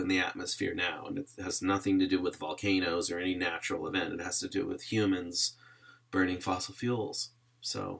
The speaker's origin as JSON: {"language": "English", "country": "United States", "tie": "born or raised there", "said": "I grew up in the United States"}